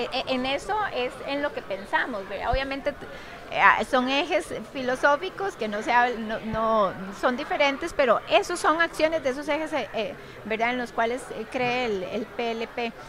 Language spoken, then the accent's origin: Spanish; Costa Rica; nosotros como costarricenses